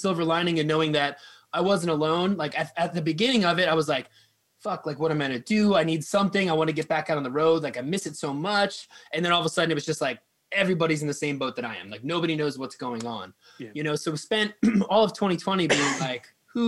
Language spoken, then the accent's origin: English; Quakertown, Pennsylvania, United States; also born or lived in Philadelphia, United States; I grew up in Quakertown